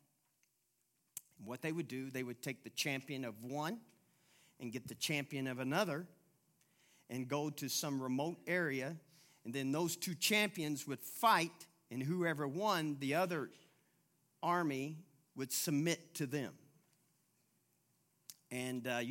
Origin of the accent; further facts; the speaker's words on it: Louisville, Kentucky, United States; I'm from Louisville, Kentucky.